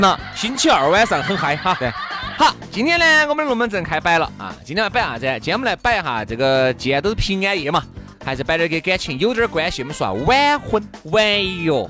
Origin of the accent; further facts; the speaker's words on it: China; 一听到我们是中国人